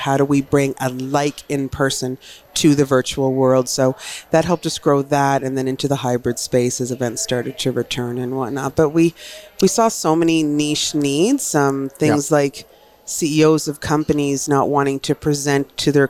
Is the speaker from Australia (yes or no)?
no; Newfoundland and Labrador, Canada; I'm a townie. I'm a townie from Newfoundland, but I've lived on the mainland.